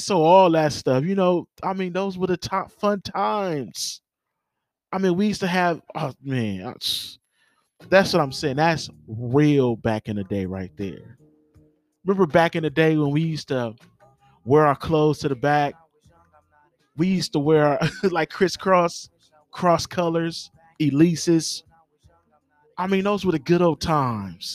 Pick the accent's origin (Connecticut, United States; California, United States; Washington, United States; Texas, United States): California, United States; Los Angeles; I grew up in Watts. You know what I'm saying? The great city of Watts